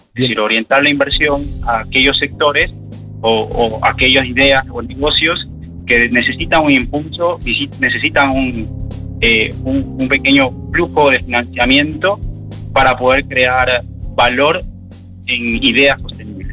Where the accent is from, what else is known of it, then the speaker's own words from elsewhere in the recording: Ecuador; moved away as an adult; now in Uruguay; yo soy de Ecuador